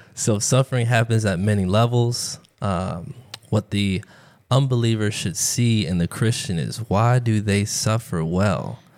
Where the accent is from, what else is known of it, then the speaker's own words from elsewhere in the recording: Tampa, Florida, United States; I was born and raised in Tampa, Florida.